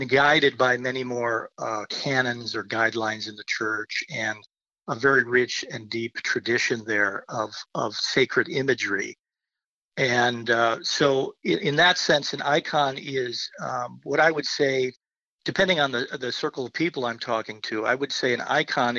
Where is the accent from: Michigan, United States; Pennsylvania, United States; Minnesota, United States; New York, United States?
Minnesota, United States; Owatonna; I grew up in Minnesota, in Owatonna